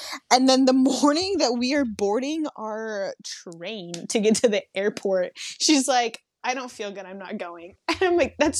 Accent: Seattle, Washington, United States; I guess I'm from Seattle, so everyone there drinks like beer because there's so many breweries, or like wine

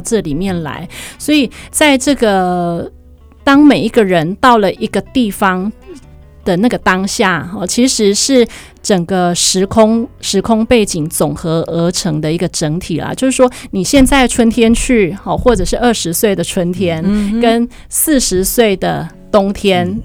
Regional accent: Taichung, Taiwan; born or raised there; moved away as an adult; also born or lived in Taipei

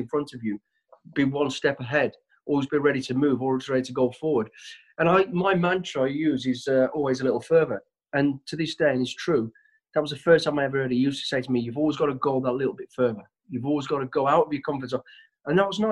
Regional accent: Walsall, West Midlands, United Kingdom; I was born in Walsall, the West Midlands. We're a family of five kids, mum and dad as well. lived on a council estate.

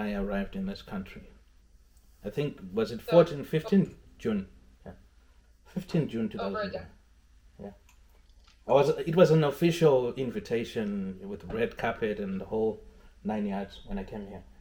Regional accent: Zimbabwe; moved away; I was coming from Zimbabwe

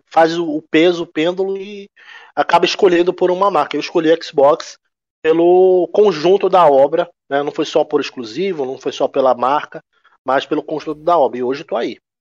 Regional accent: Belém, Pará, Brazil; now in Manaus, Brazil; atualmente eu sou, eu moro em Manaus, mas eu não sou nascido aqui. Eu sou nascido em Belém, né, estado do Pará

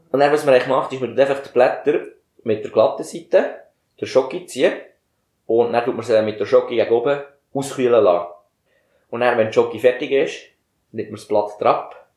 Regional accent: Bern, Switzerland; wir kommen aus dem Kanton Bern

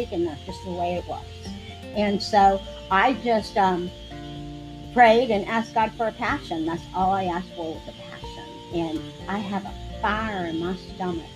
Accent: Clearwater, Florida, United States; moved away as an adult; now in Tarpon Springs, United States; I was born and raised in Clearwater

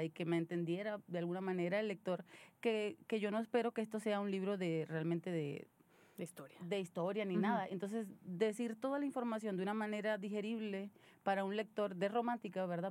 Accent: Venezuela; now in Monterrey, Mexico; soy una venezolana viviendo en Monterrey

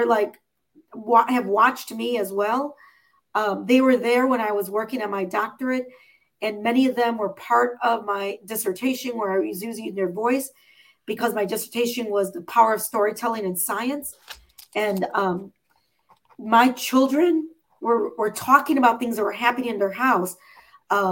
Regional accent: Chicago, Illinois, United States; I'm from Chicago

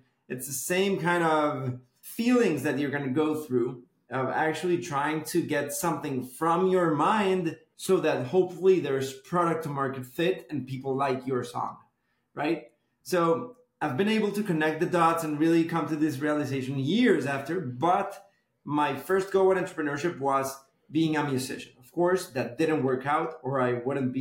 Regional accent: Bogotá, Colombia; moved away as an adult; now in Miami, United States; I was born and raised in Bogota, Colombia

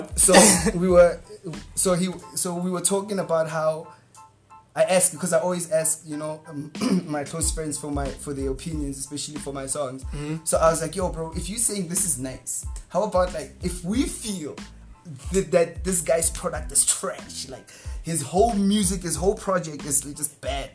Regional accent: South Africa; English is a second language; also born or lived in Johannesburg; I'm, I'm from Boch, so Boch is such a warm place.

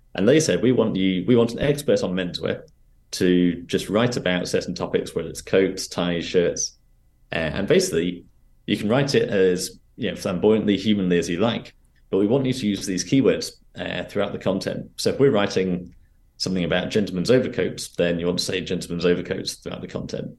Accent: Reading, South East England, United Kingdom; moved away as an adult; also born or lived in London; I was back in my hometown in Reading

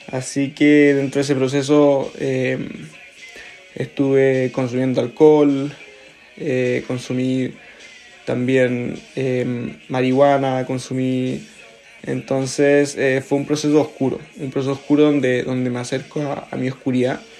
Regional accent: Concepción, Biobío, Chile; born there; also born or lived in Los Ángeles / Antofagasta; viví también en varias ciudades de, de Chile, eh, donde nací en Concepción, viví en Los Ángeles, luego viví en Antofagasta y después en, en Concepción nuevamente.

